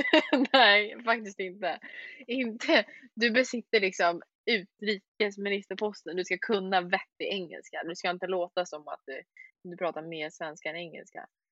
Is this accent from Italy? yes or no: no; Sweden; vi andra här i Sverige